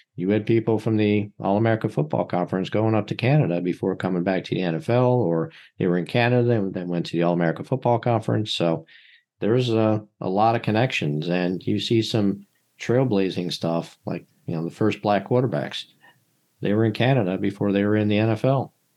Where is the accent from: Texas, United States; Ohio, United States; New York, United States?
New York, United States; Buffalo; now in Philadelphia, United States; I was born in Buffalo, just outside Buffalo, New York